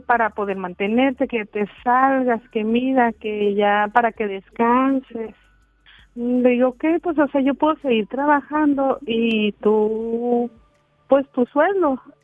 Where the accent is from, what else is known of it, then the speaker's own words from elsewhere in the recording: Durango, Mexico; now in Chihuahua, Mexico; yo no soy de Chihuahua. Yo vivo en Chihuahua, yo soy de Durango.